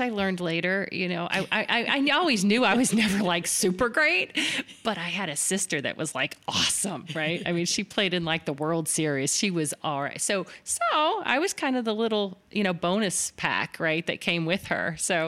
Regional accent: Miami, Florida, United States; It was diagnosed at age 4 at Boston Palmer Eye Institute in Miami, which was home. I grew up in South Florida.

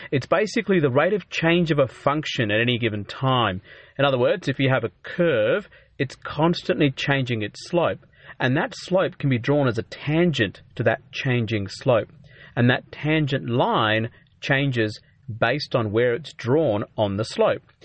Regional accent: Adelaide, South Australia, Australia; moved away as an adult; now in Melbourne, Australia; I grew up in Adelaide, But I moved to Melbourne, um, after medical school

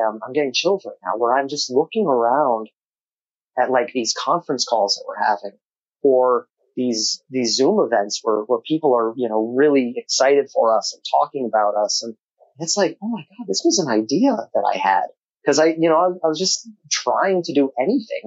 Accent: Albuquerque, New Mexico, United States; now in Los Angeles, United States; I'm a boy from Albuquerque, New Mexico

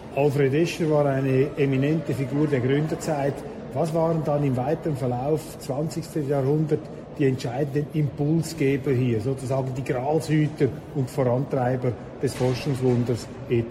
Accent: Switzerland; Wir Schweizer

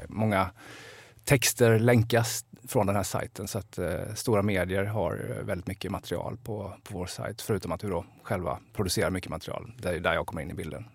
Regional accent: Jönköping, Jönköping County, Sweden; also born or lived in Älvsjö, Stockholm; now in Stockholm, Sweden; jag som liten goss sprang i Roselundshallen och kollade HV.

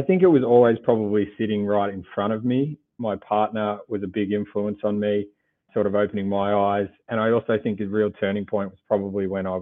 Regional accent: Gippsland, Victoria, Australia; I grew up in a country town down in Gippsland, 2 hours from Melbourne

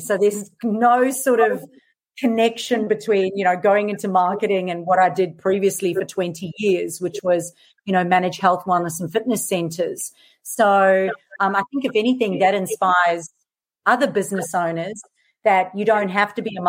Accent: South Africa; accent: mixed; moved away as an adult; now in Australia; So I'm originally from South Africa, so you'll notice this really mixed accent. Now I live in Australia. Moved here 13 years ago.

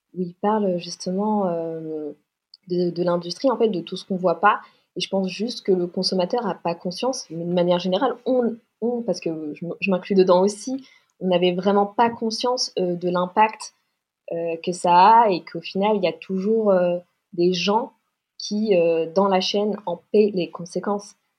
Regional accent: Paris, Île-de-France, France; j'ai 29 ans, je viens de Paris

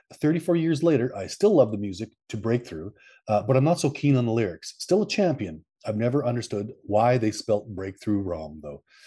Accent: Canada; I'm from Canada.

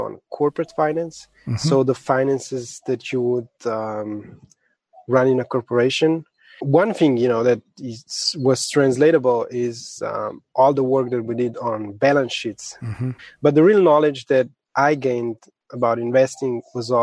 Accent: Slovenia; I was born and raised in Slovenia.

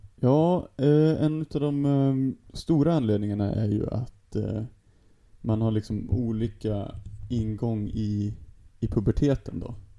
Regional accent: Sweden; also born or lived in Stockholm; som svensk

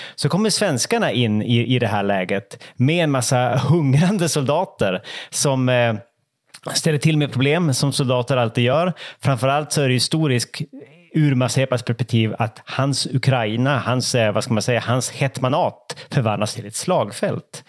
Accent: Norrland, Sweden; som norrlänning

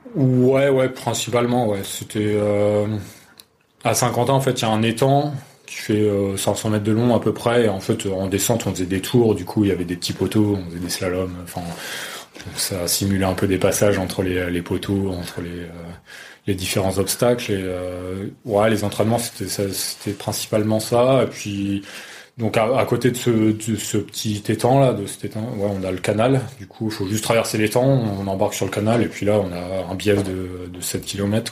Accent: Saint-Quentin, Hauts-de-France, France; je suis originaire de Saint-Quentin en Picardie

